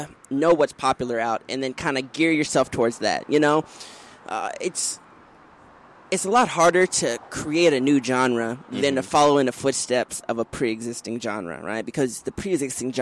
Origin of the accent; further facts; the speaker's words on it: Washington, District of Columbia, United States; I'm originally from the Washington, D.C. area